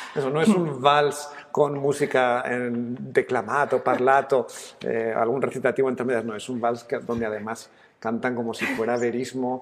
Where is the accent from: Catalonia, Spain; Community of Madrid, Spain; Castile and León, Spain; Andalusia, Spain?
Community of Madrid, Spain; Madrid; yo soy madrileño